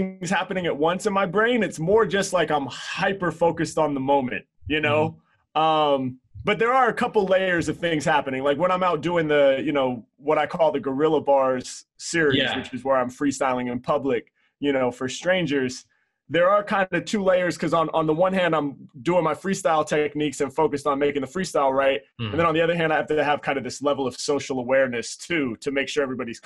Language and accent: English; Portland, Oregon, United States; growing up in Portland, Oregon